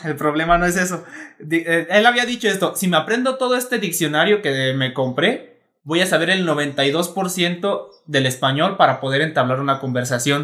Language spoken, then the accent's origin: Spanish; Mexico; como mexicanos específicamente o como latinos